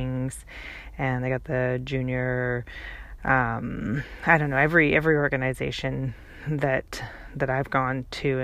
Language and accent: English; British Columbia, Canada; moved away as an adult; now in Seattle, United States; I grew up in Canada